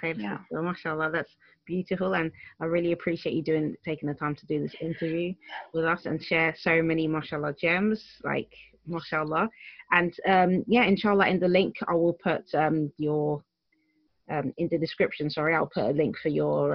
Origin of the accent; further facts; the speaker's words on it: United Kingdom; I'm from UK